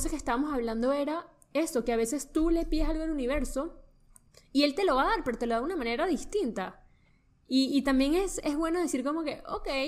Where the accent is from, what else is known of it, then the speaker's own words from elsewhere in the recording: Caracas, Capital District, Venezuela; moved away; la gente de Caracas somos...